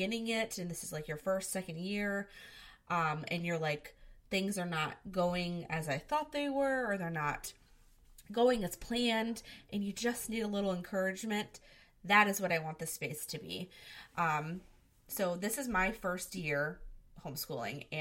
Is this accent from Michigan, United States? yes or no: yes; Michigan, United States; I am from Michigan